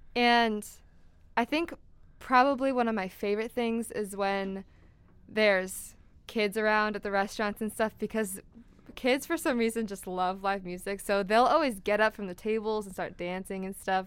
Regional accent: Wallingford, Connecticut, United States; also born or lived in West Hartford; I'm from Wallingford

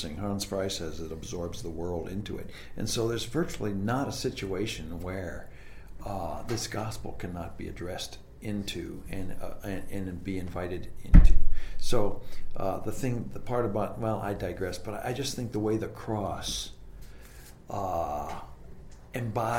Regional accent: Canada; growing up in Canada, I learned French off the back of cereal boxes.

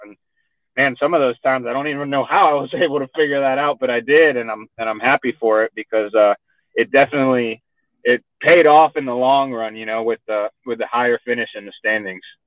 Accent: Miami, Florida, United States; accent: Texan; moved away as an adult; also born or lived in San Juan, Puerto Rico / Fort Worth, Texas; now in Texas, United States; I was born in, in San Juan, Puerto Rico, and uh, I grew up in Miami, Florida

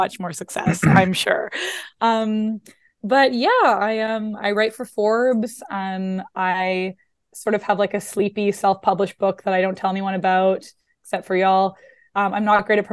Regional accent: Canada; moved away as an adult; also born or lived in Vancouver, Canada; now in New York, United States; was living in Vancouver, Canada, working as a therapist at a college there, and had always wanted to move to New York, but didn't think that that was possible being Canadian

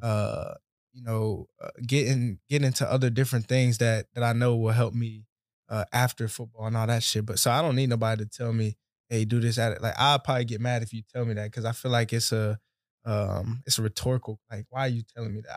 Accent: Atlanta, Georgia, United States; also born or lived in Conyers, Georgia; Georgia, Atlanta

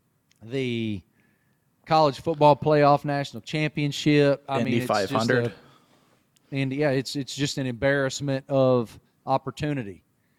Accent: the South, United States; because I'm a Southern boy. We love college football in the South.

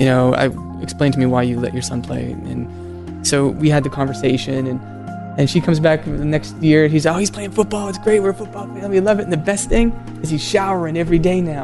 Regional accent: Maine, United States; I grew up in Maine

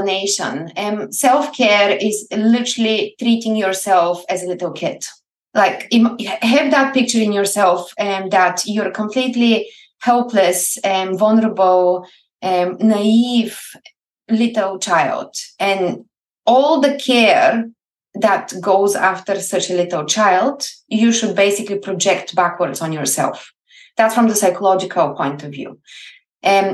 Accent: Plovdiv, Plovdiv Province, Bulgaria; English is a second language; moved away as an adult; now in Scotland, United Kingdom; I grew up in Bulgaria and I was born and bred in the oldest city still functioning in Europe, Plovdiv

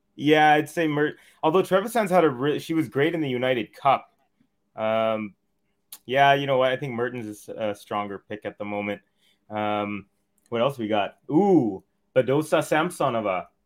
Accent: Canada

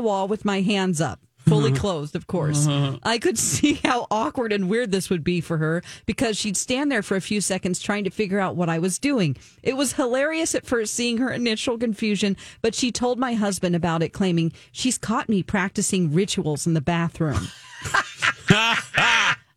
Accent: the South, United States; I'm from the South

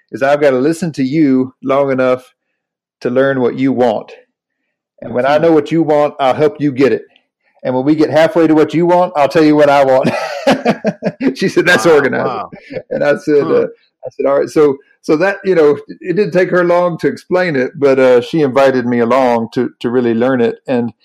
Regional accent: North Carolina, United States; I grew up in the Southern Baptist Church in North Carolina

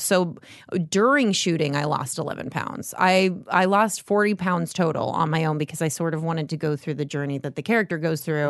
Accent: Las Vegas, Nevada, United States; moved away as an adult; now in Los Angeles, United States; I was born there and I love left when I was eighteen

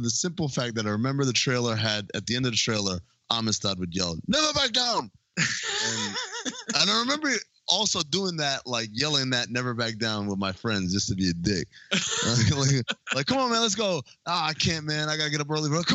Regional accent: New York, United States; I grew up in New York.

